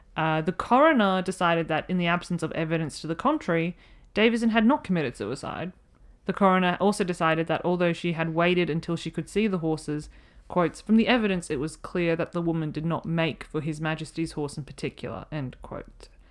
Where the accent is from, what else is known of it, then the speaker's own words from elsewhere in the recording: Australia; being Australian